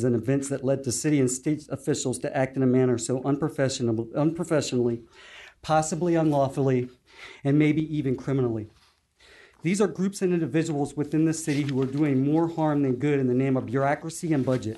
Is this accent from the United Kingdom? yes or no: no; Chesapeake, Virginia, United States; Growing up in the Indian River section of Chesapeake, downtown Norfolk has been my backyard